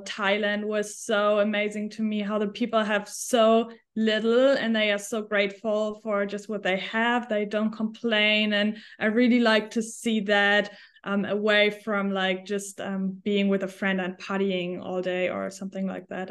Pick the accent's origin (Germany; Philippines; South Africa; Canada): Germany; English is a second language; moved away as an adult; also born or lived in Switzerland / New Zealand / Australia / United States; I am originally from Germany